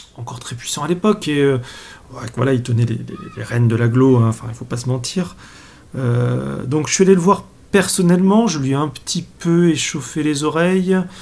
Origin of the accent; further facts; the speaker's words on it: Comminges, south of Haute-Garonne, Occitania, France; je suis originaire du, du Comminges, du sud de la Haute-Garonne